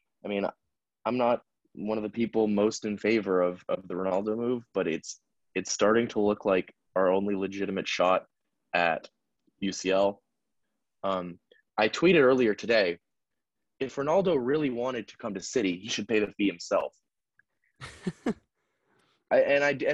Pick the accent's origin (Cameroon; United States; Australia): United States; I'm American, so I say dollars